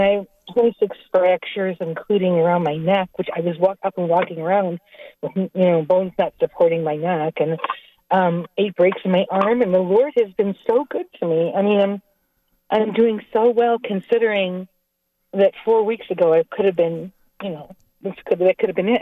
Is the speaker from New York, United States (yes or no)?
no; Toledo, Ohio, United States; I was born in Toledo in a in an old Victorian house